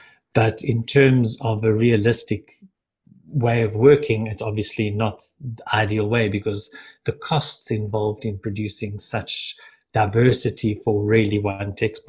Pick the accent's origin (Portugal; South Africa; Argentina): South Africa; Johannesburg, Gauteng; moved away as an adult; now in Cape Town, South Africa; originally from Johannesburg, but I've spent the last 10 years, it was just brought to my attention that it's 10 years in Cape Town.